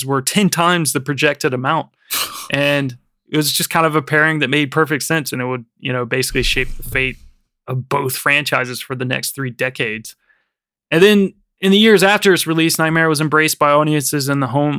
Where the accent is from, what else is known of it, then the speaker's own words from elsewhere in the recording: hometown 45 minutes from Greensboro, North Carolina, United States; now in United Kingdom; It wasn't in the mall in my hometown, but you could go 45 minutes to a much bigger mall in Greensboro, North Carolina